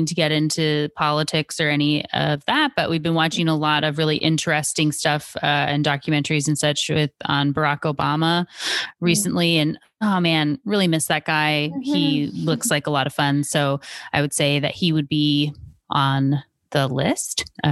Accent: Seattle, Washington, United States; you can tell I'm from Washington State, right? I'm from Seattle.

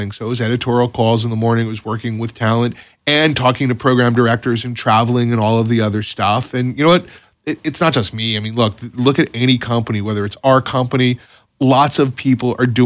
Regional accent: Florida, United States; You know, Florida's home. You know, I grew up in Florida.

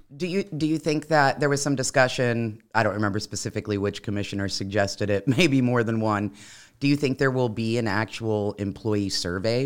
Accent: Midwest, United States; now in Florida, United States; I'm originally from the Midwest, which is where I had the most exposure to guns growing up, um, in, in rural areas especially

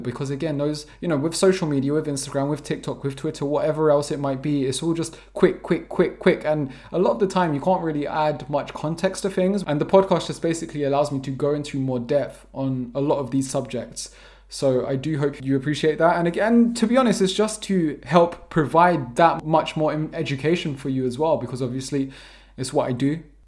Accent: London, United Kingdom; first language English; moved away as an adult; also born or lived in Preston / Vermont; now in Portugal; I'm born and raised in London, South London to be precise.

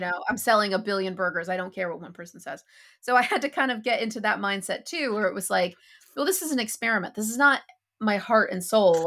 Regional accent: United States; moved away as an adult; I'm an American who hasn't lived in America since twenty sixteen

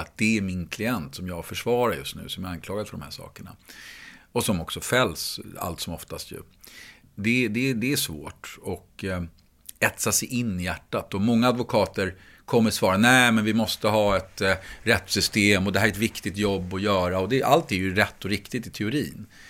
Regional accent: Stockholm, Stockholm County, Sweden; När jag växte upp så växte jag upp i Gröndal som ligger utanför Stockholms innerstad

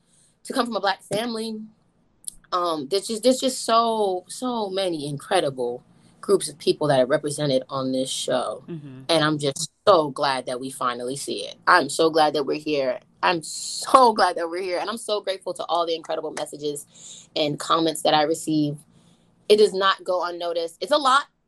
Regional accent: New York City, New York, United States; accent: New York; young girl from like Southside Jamaica, Queens. Like, I'm from Queens, like I'm from New York

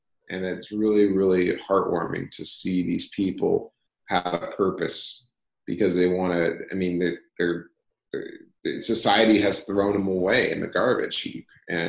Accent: Arizona, United States; So I grew up in Arizona. And I'm in Tucson still, and I actually really do love Arizona.

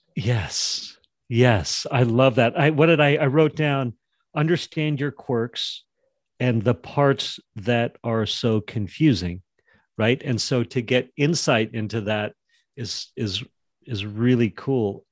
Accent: Jackson, Wyoming, United States; I grew up in Jackson, Wyoming

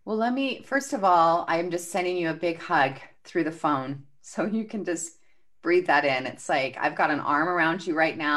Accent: Albuquerque, New Mexico, United States; Albuquerque, New Mexico.

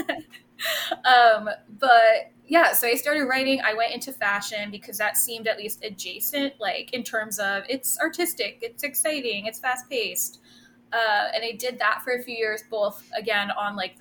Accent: Rockland County, New York, United States; I'm born and raised in Rockland County, which is just outside the city, a little bit upstate

